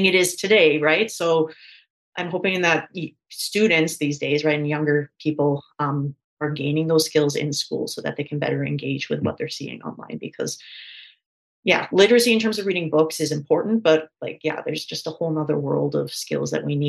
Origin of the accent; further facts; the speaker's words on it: Canada; I'm from Canada